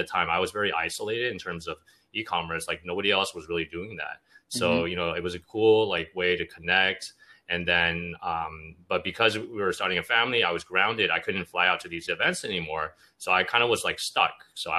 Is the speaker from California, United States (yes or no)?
yes; Los Angeles, California, United States; I was born and raised in the States. I'm from LA originally. I went to school at USC.